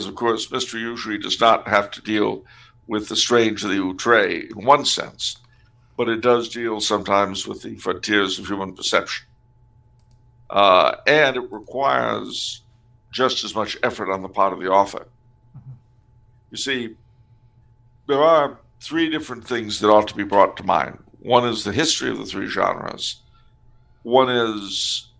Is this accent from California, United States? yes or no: yes; California, United States; I'm from California.